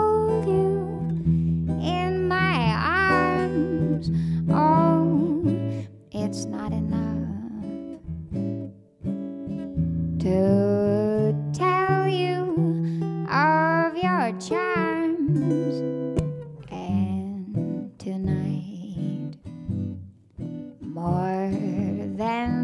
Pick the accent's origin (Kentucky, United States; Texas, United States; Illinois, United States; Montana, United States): Texas, United States; Houston; moved away as an adult; also born or lived in Austin, Texas; now in Brooklyn, United States; I was born and raised in Houston and moved to Austin, Texas, eventually, where I spent 10 years